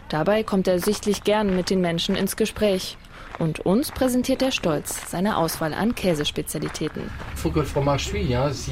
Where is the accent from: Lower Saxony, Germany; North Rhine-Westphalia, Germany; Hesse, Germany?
Hesse, Germany; Wetzlar; Wir kommen aus Wetzlar